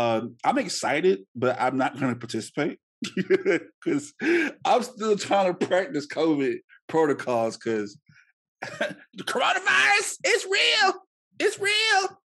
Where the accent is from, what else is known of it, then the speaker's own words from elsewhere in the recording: North Louisiana, United States; moved away; these three and I are born and raised in Louisiana, and we will tell you if you're listening abroad or in state or in country, we are of North Louisiana.